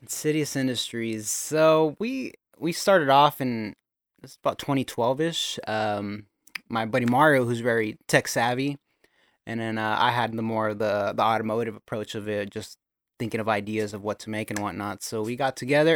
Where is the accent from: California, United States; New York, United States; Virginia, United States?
California, United States; Gilroy; I was born and raised in Gilroy, California.